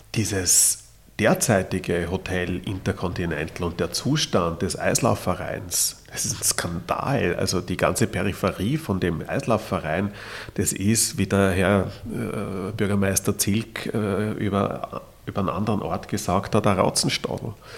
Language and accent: German; Vienna, Austria; als Wiener